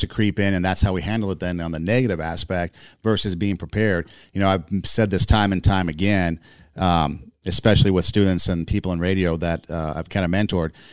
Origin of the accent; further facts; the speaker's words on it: West Coast, United States; moved away as an adult; also born or lived in Iowa; I'm from the West Coast